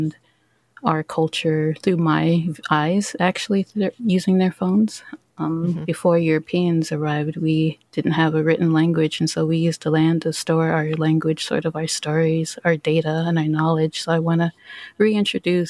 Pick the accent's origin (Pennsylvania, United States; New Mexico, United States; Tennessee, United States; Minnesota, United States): Minnesota, United States; Minneapolis; I grew up in Minneapolis. I grew up at Little Earth, which is like an urban Native American community.